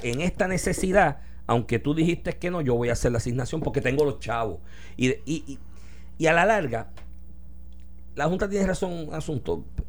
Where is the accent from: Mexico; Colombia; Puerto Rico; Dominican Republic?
Puerto Rico; Comerío; mi pueblo comerío